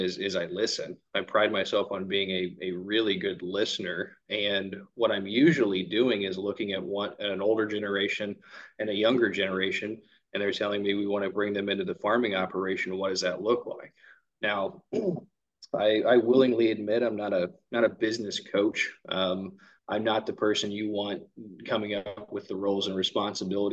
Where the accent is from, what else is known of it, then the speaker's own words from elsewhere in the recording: Evansville, Indiana, United States; now in Peru, United States; I'm born and raised in Evansville, Indiana